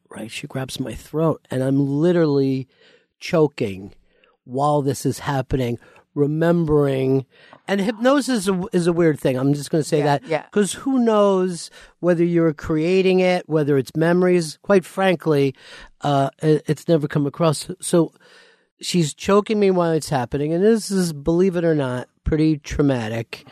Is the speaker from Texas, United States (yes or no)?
no; outside of Philly, Pennsylvania, United States; moved away; also born or lived in Florida; I grew up outside of Philly